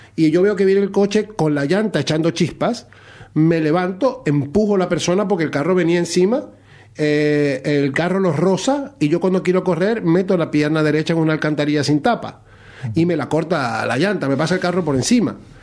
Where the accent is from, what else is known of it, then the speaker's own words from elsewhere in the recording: Maracaibo, Zulia, Venezuela; moved away as an adult; now in Spain; yo soy de Maracaibo